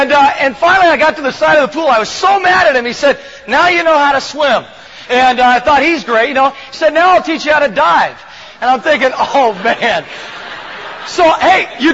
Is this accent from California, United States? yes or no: yes; Laguna Beach, California, United States; I grew up in Laguna Beach, a surfer dude town, and just down the way, and loved living there.